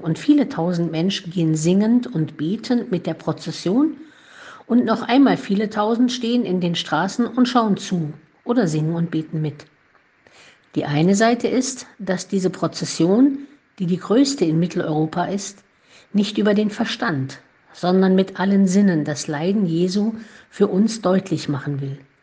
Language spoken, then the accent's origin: German; Heiligenstadt, Thuringia, Germany; now in Olpe, Germany; ich in Heiligenstadt im thüringischen Eichsfeld geboren und in der Nähe aufgewachsen bin